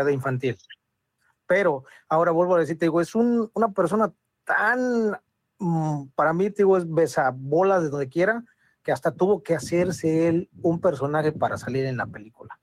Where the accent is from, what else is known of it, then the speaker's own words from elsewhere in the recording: Mexico City, Mexico; accent: chilango; A nosotros, los que somos de la capital